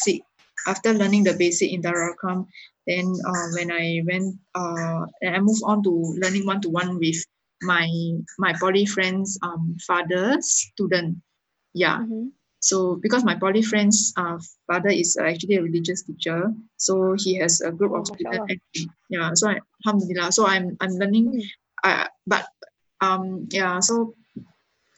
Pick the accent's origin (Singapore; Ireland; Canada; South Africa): Singapore; being a Singaporean